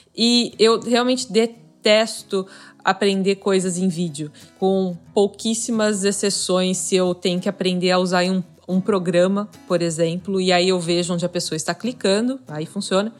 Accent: Florianópolis, Santa Catarina, Brazil; eu sou de Florianópolis

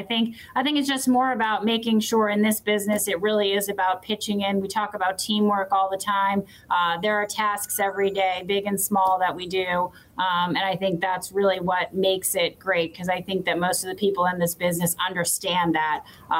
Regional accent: New York, United States; I mean, and obviously growing up in New York, and whether that's the Jets or the Giants, still also a fan of both.

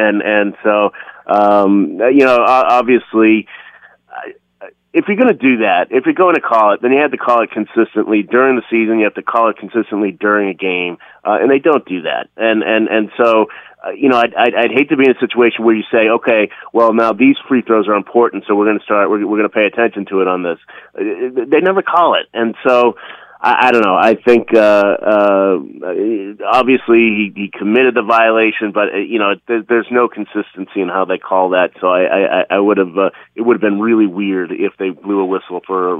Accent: Boston, Massachusetts, United States; accent: Boston; My Boston accent was thicker then, too.

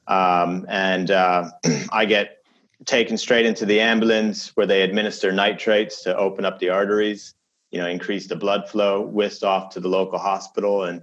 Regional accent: Chicago, Illinois, United States; "Well, you know, I grew up in Chicago," and they look at me and they go, "No, you're not. You, that, your English sounds like slightly off."

